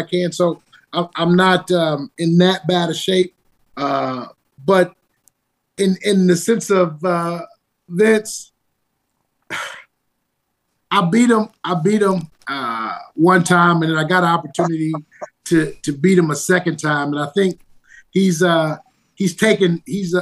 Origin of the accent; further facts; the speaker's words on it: Detroit, Michigan, United States; I was an at-risk kid growing up in Detroit